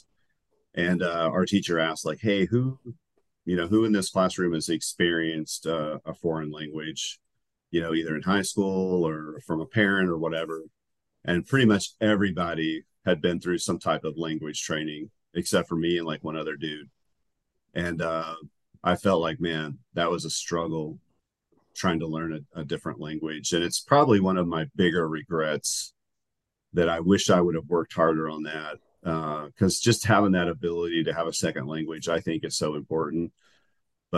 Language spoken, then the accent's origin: English; Huntington, West Virginia, United States; accent: West Virginia accent; moved away as an adult; I grew up in West Virginia